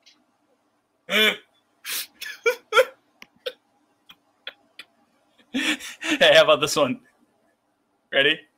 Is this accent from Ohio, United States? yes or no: no; Massachusetts, United States; I'm from Massachusetts